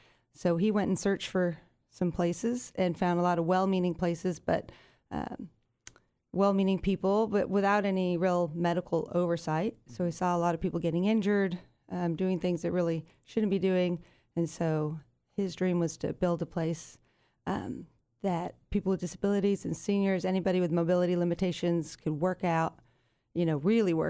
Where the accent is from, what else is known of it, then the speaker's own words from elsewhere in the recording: Yorba Linda, California, United States; I'm a Southern California kid, born and raised in Yorba Linda, California